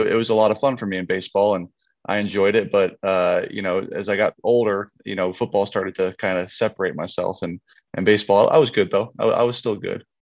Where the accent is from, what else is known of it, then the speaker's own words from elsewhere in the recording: just north of San Francisco, Northern California, United States; I grew up in Northern California, just north of San Francisco